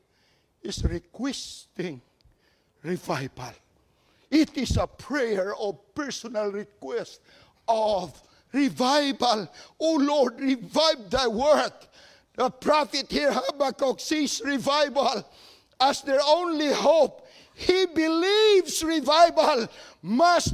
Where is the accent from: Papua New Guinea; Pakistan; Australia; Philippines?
Philippines; moved away as an adult; now in United States; I'm born and raised in the Philippines